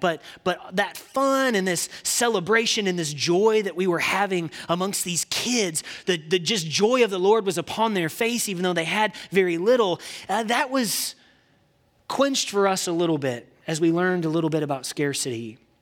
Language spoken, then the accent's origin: English; Indiana, United States; now in Texas, United States; I'm from the great state of Indiana. And I did get to Texas as fast as I could, but I'm from the Hoosier State